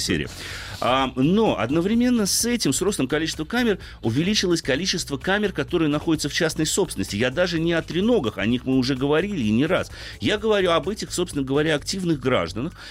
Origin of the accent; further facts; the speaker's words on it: Moscow, Russia; как москвич